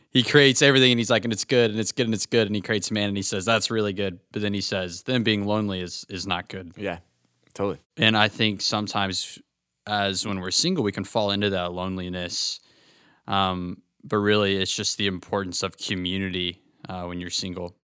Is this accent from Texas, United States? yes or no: yes; Fort Worth, Texas, United States; I'm from Fort Worth, Texas.